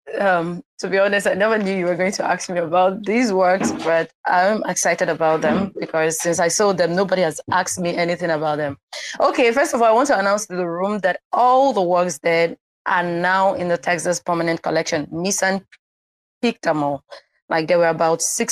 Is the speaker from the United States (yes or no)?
no; Nigeria; I come from Nigeria, Igbo tribe